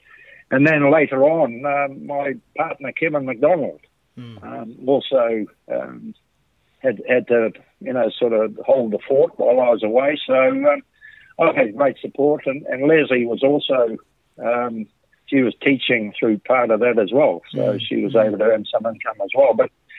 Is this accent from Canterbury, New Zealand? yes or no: no; Auckland, New Zealand; It wasn't very fashionable to be an islander in New Zealand in those days.